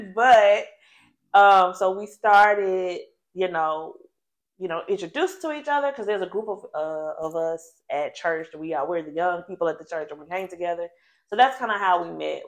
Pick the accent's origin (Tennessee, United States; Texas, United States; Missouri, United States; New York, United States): Tennessee, United States; Nashville; now in Memphis, United States; originally from Nashville